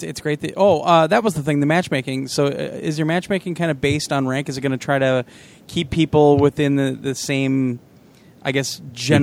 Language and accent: English; Kansas City, Missouri, United States; moved away; I'm from Kansas City originally